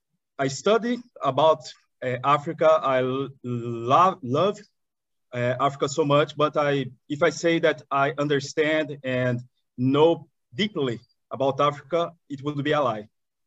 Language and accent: English; Balneário Camboriú, Santa Catarina, Brazil; I'm a Brazilian, born and raised. Brazil is a really big country. I'm from the south of Brazil. So I'm not from São Paulo. I'm not from Brasília. I'm not from Rio de Janeiro. I'm from a smaller city. It's called Balneário Camboriú.